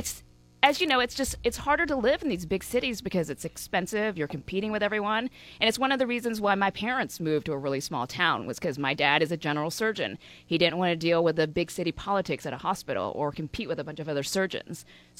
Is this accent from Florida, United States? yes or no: no; Haleyville, Alabama, United States; accent: Southern redneck, hillbilly accent; moved away as an adult; also born or lived in Birmingham, Alabama / California; now in Hawaii, United States; I am from Alabama.